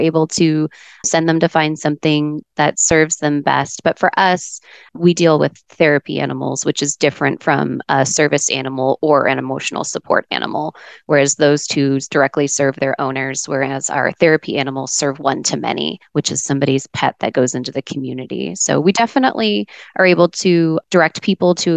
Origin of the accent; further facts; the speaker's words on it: Dallas, Texas, United States; now in Arizona, United States; I grew up in Dallas, in a little suburb right outside of the Dallas-Fort Worth area